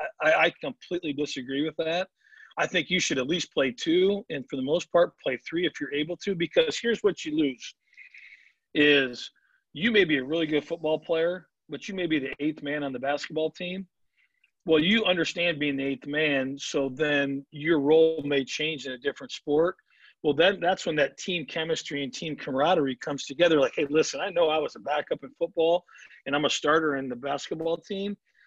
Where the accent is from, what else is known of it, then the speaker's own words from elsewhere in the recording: Midwest, United States; growing up in the Midwest, there's only so much soft toss indoors, so much BP indoors.